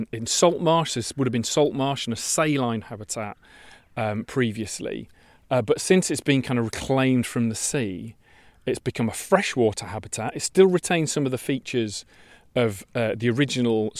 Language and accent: English; Yorkshire and the Humber, United Kingdom; now in Kent, United Kingdom; I come from Yorkshire, which is a bit more wobbly and kind of hilly